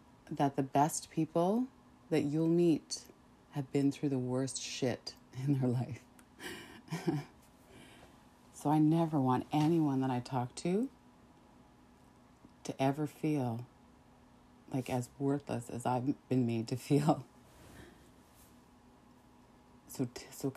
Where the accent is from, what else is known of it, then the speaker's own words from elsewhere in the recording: Saskatchewan, Canada; growing up in Saskatchewan and dealing with some of that racism